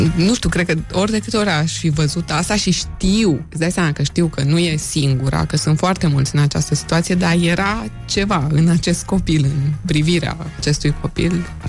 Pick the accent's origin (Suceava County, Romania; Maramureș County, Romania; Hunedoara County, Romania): Hunedoara County, Romania; Hunedoara; Eu sunt din Hunedoara